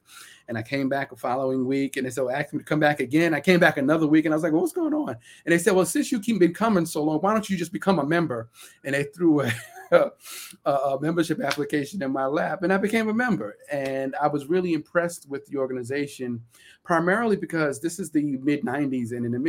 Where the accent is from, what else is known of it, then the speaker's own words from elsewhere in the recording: Brooklyn, New York, United States; So when I go walk outside my house and I speak with a certain linguistic style that reflects that I'm from Central Brooklyn, that's culture, right?